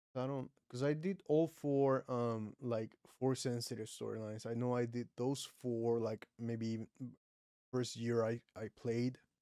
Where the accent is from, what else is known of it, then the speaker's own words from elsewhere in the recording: Puerto Rico; first language Spanish; English is a second language; I'm from Puerto Rico